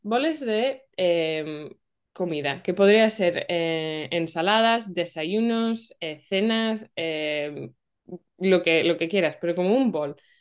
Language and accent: Spanish; England, United Kingdom; yo soy de Inglaterra